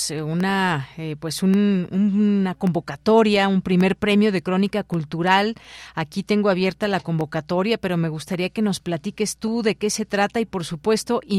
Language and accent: Spanish; Spain; now in United Kingdom; Yo soy española pero y llevo poco tiempo viviendo aquí, pero es nuestra reina